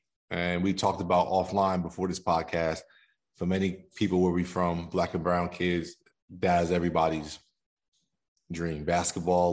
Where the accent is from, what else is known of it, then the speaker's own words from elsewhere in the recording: Somerville, New Jersey, United States; I grew up in Jersey. I'm a Jersey boy. Somerville, New Jersey, to be exact.